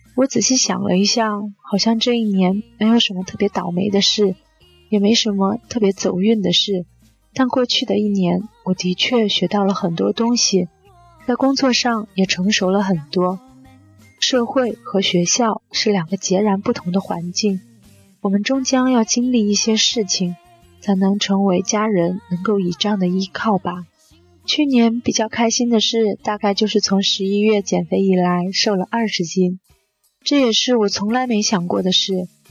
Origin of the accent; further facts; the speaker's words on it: Zhangzhou, Fujian, China; also born or lived in Beijing; 我的家乡在福建漳州，地处福建南部，比邻厦门，是一座很适合养老的城市